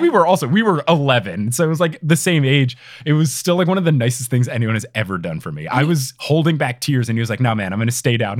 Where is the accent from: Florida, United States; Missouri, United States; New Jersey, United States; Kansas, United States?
New Jersey, United States; I was growing up in New Jersey